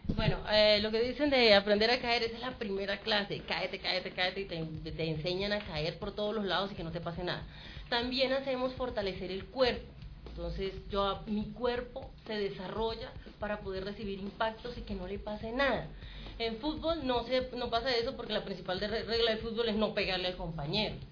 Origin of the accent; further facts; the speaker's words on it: Colombia; nosotros como colombianos